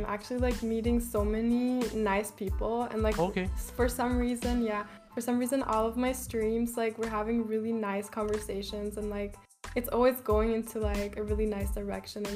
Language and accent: English; Austria; I'm from Austria.